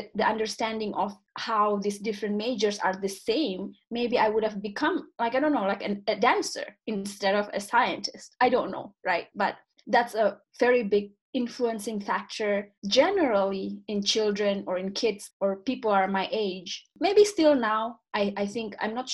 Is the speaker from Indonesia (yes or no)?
yes; Eastern Indonesia, Indonesia; English is a second language; moved away as an adult; also born or lived in Vancouver, Canada / Calgary, Canada / Montreal, Canada; back then I grew up in Indonesia, I guess that was like late 1980s, early 1990s. I left Indonesia in 2001.